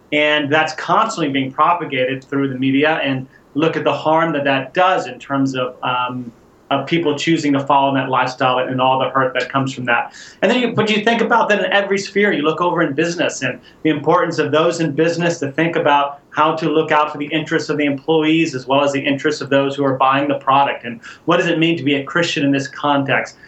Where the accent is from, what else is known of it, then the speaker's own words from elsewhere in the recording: Houston, Texas, United States; moved away as an adult; I grew up in Houston, Texas